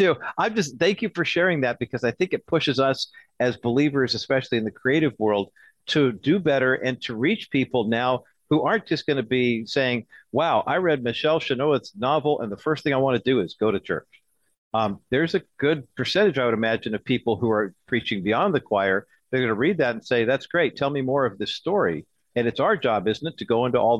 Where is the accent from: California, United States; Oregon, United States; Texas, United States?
California, United States; Southern; I grew up in Southern California, big Lakers basketball fan